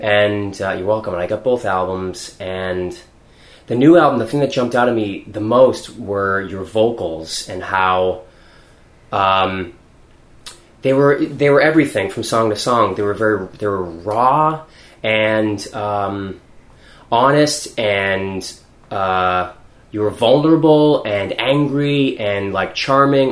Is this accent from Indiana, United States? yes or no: no; Weymouth, Massachusetts, United States; I grew up in Weymouth, which is south of Boston